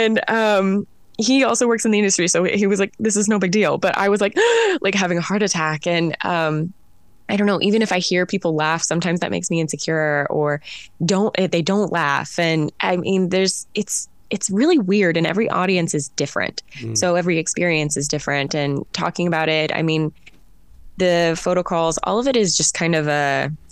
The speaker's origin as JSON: {"language": "English", "country": "United States", "said": "does this make sense to you as an American?"}